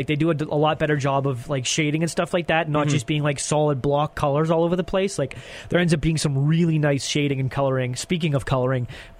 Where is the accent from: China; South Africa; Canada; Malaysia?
Canada; as a Canadian